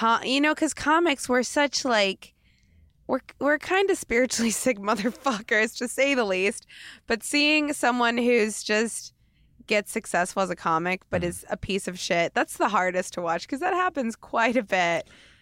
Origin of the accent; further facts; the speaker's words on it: Portland, Oregon, United States; Like, I felt that from Portland. I came from Portland.